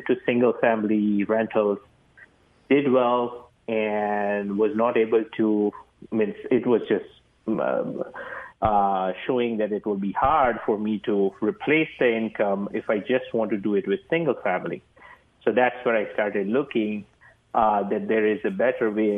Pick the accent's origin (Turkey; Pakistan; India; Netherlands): India; moved away as an adult; now in United States; I'm from India. I did my engineering MBA from here. After I came here, 2006, I came